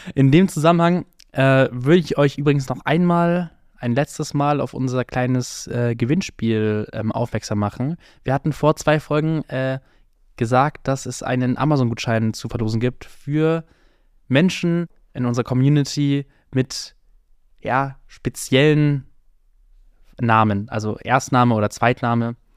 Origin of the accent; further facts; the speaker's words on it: Germany; ich einfach eine super deutsche Kartoffel bin